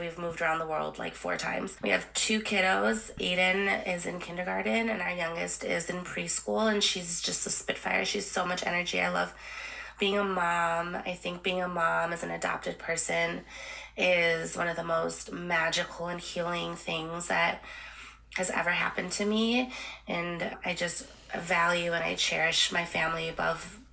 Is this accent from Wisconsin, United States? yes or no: yes; Milwaukee, Wisconsin, United States; also born or lived in Santiago, Chile; I grew up in Milwaukee, Wisconsin